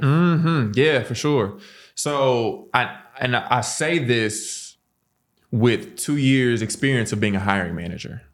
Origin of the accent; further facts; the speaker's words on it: St. Louis, Missouri, United States; born and raised in Saint Louis